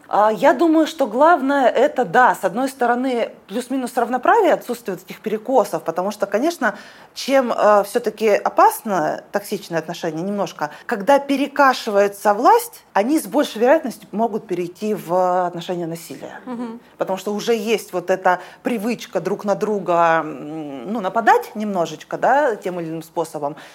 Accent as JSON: {"language": "Russian", "town": "Omsk", "region": "Omsk Oblast", "country": "Russia", "said": "Я из Омска"}